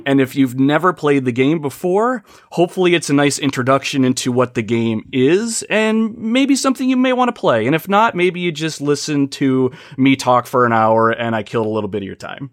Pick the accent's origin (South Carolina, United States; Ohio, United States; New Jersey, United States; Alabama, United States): Ohio, United States; I hail from the United States, a little state called Ohio